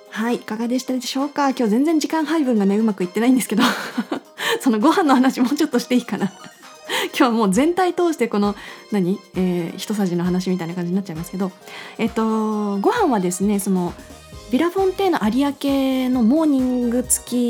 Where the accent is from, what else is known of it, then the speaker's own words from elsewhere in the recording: Fukushima, Japan; also born or lived in Tokyo; 今もう福島にずっと住んでて